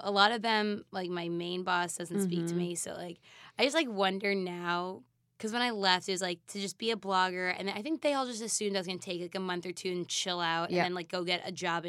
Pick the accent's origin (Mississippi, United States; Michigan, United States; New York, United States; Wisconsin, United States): New York, United States; Manhasset; born or raised there